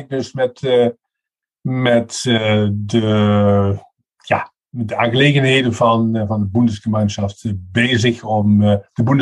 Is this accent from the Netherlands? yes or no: yes; Netherlands; German is a second language; moved away as an adult; also born or lived in Münster, Germany; Ich bin Niederländer vom, von der Nationalität